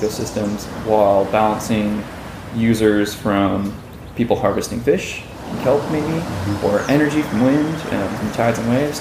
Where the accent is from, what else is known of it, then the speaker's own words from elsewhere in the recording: Los Angeles, California, United States; I grew up in Westchester. It's this little town in Los Angeles right by LAX